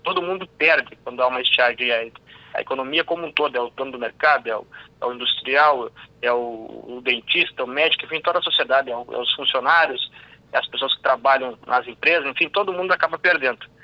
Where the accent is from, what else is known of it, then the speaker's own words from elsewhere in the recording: Missões region, Rio Grande do Sul, Brazil; lá na minha região das missões